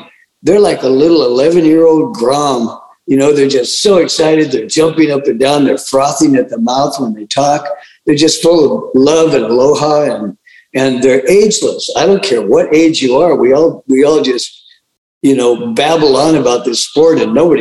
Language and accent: English; Huntington Beach, California, United States; moved away; also born or lived in Big Island, Hawaii; I was born in Huntington Beach in 1947. We lived in a school bus on the beach there